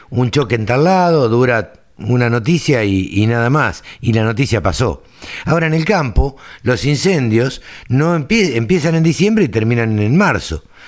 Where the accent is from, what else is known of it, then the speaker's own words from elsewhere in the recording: Maipú, Buenos Aires Province, Argentina; yo soy de Maipú